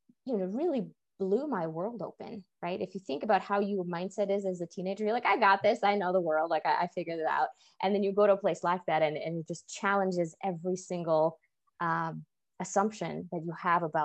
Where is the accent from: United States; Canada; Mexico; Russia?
Russia; moved away; I was actually born and raised in Russia in a relatively small science-based town that was founded to support a nuclear research facility.